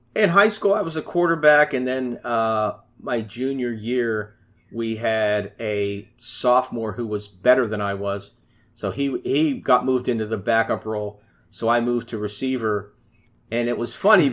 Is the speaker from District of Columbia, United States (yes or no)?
no; Pittsburgh, Pennsylvania, United States; I'm from Pittsburgh, Pennsylvania